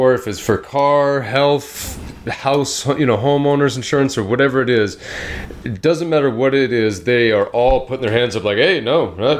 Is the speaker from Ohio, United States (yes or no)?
no; California, United States; moved away; growing up in California, it gets hot out there, man.